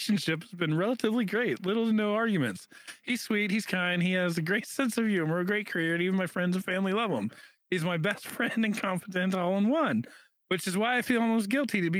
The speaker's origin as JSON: {"language": "English", "country": "United States", "said": "I'm an American"}